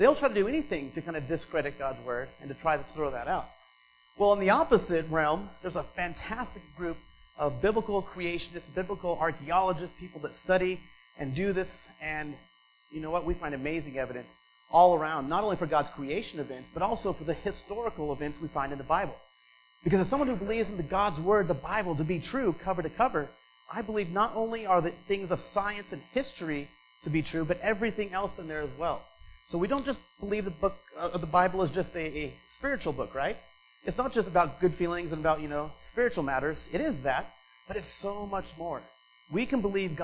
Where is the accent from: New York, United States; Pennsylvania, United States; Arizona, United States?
Arizona, United States; Flagstaff; moved away as an adult; also born or lived in Phoenix, Arizona / Los Angeles, California; I was born in Phoenix, grew up in this area, kind of lived my whole life mostly on the Colorado Plateau, lived in Flagstaff back in the 80s